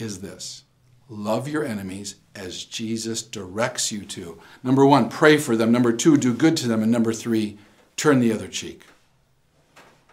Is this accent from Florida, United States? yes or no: no; Wisconsin, United States; I'm from Wisconsin